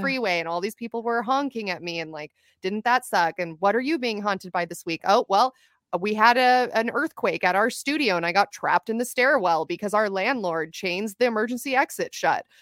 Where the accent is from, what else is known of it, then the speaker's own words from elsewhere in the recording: Ventura County, California, United States; also born or lived in Los Angeles, California; I'm originally from Ventura County, California, which is just outside of Los Angeles County